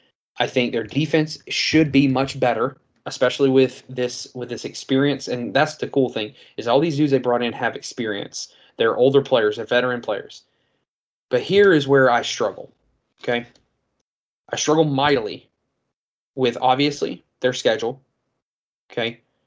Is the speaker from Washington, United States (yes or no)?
no; Georgia, United States; I'm from Georgia, I'm a Georgia fan